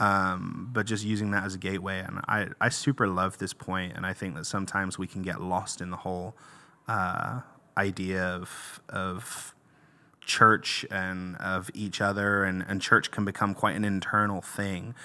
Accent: England, United Kingdom; moved away; I'm from England originally

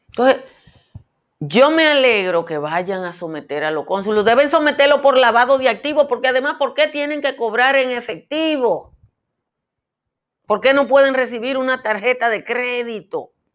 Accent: Nizao, Peravia, Dominican Republic; nosotros los campesinos, yo soy de Nizao

